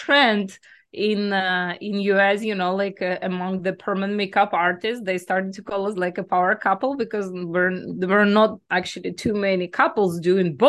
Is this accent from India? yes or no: no; Belarus; moved away as an adult; also born or lived in Greece; now in United States; my home country is Belarus. I was born in Belarus